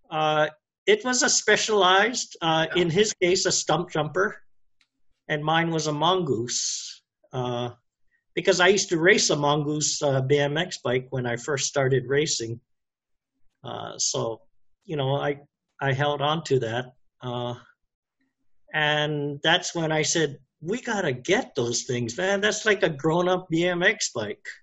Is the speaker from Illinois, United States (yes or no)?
yes; Chicago, Illinois, United States; I grew up in Chicago where DeVry started.